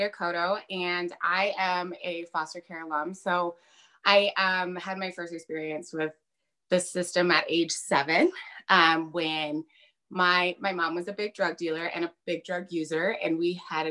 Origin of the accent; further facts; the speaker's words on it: Colorado, United States; I was born and raised in Colorado